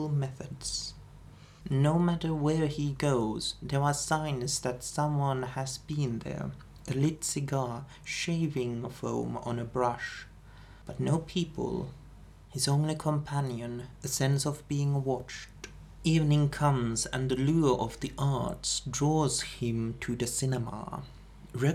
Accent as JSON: {"language": "English", "country": "Finland", "said": "we are from Finland"}